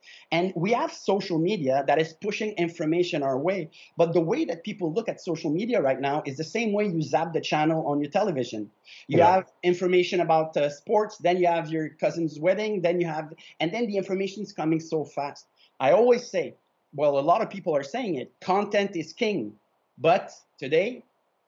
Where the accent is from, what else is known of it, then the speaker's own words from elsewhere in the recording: Canada; My family is Italian. I'm Canadian 100%